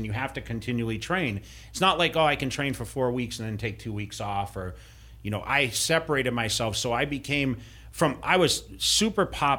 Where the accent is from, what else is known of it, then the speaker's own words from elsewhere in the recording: Massachusetts, United States; where I grew up in Massachusetts